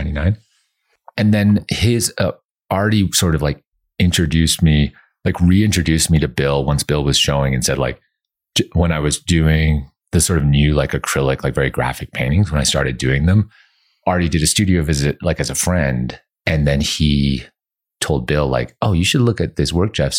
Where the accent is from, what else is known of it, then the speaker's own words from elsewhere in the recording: Canada; now in Los Angeles, United States; growing up in Canada